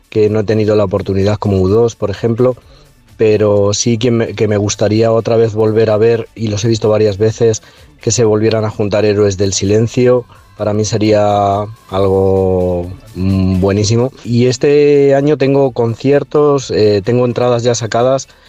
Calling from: Móstoles, Community of Madrid, Spain; de Móstoles.

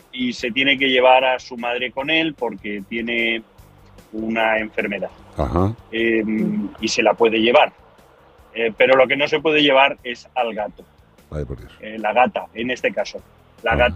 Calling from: Arizona, United States; el de Arizona, en los United States.

